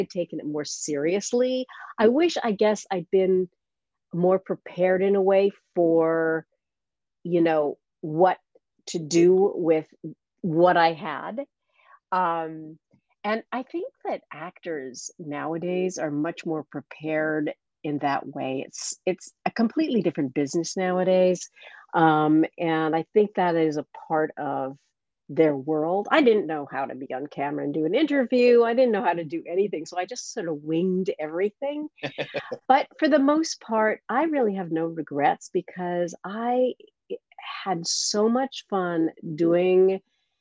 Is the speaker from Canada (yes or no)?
yes; Alberta, Canada; moved away as an adult; also born or lived in London; I'm from Canada originally